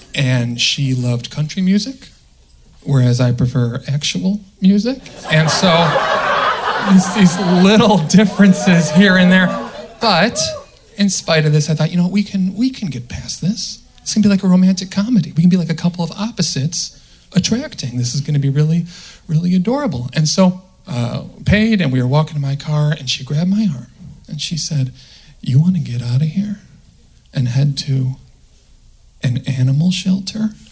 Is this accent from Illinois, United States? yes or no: yes; the Midwest, outside Chicago, Illinois, United States; I'm from the Midwest. Right? Okay. And uh, okay, outside Chicago